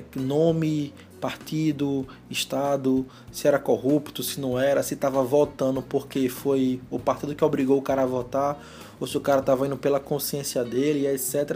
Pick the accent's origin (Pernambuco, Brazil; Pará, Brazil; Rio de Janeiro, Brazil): Pernambuco, Brazil; Recife; eu sou de Recife